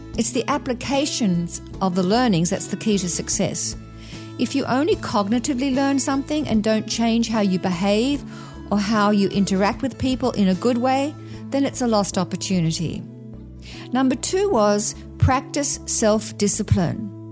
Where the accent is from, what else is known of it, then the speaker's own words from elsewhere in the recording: Australia; moved away as an adult; now in United States; coming from Australia, I come from an Anglo-Saxon kind of cultural heritage